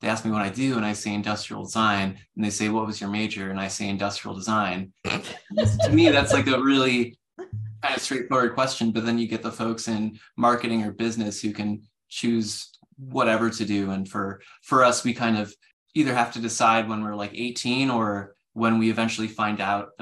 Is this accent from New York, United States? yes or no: yes; Webster, New York, United States; I'm from Webster, specifically